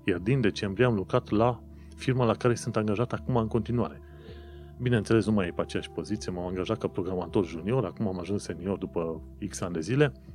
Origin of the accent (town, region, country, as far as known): Romania; moved away as an adult; now in London, United Kingdom